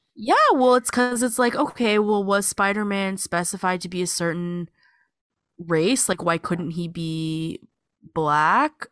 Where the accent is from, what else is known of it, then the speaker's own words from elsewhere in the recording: Sacramento, California, United States; moved away; I grew up in Sacramento.